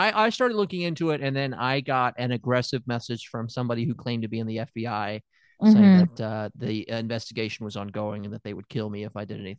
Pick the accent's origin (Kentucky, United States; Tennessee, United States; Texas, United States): Tennessee, United States; I'm from Tennessee.